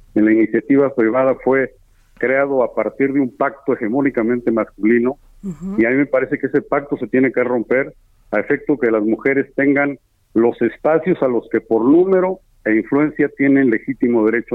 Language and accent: Spanish; State of Mexico, Mexico; Allá en el Estado de México, de donde soy yo